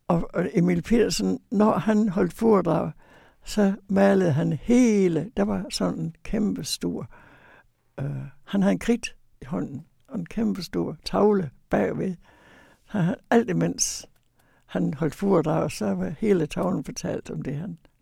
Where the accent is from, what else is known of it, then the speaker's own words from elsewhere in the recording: Videbæk, Central Denmark Region, Denmark; jeg kommer fra Vestjylland, fra Videbæk